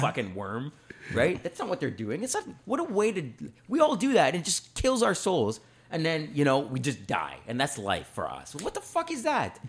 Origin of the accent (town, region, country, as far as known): Canada